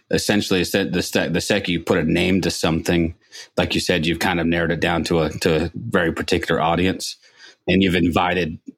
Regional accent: Toronto, Ontario, Canada; That's my hometown, Toronto.

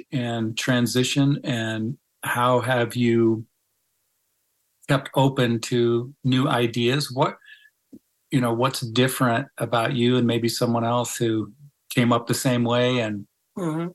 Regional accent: Iowa, United States; now in Kansas City, United States; I grew up in Iowa, not Southern California

